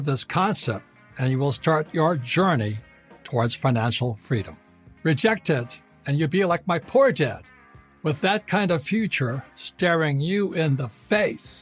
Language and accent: English; Hawaii, United States; I was born and raised in Hawaii